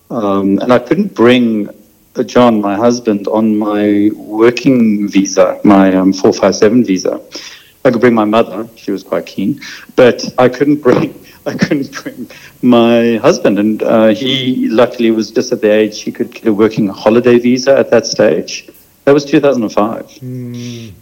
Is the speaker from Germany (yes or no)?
no; South Africa; also born or lived in London; now in Australia; I grew up in South Africa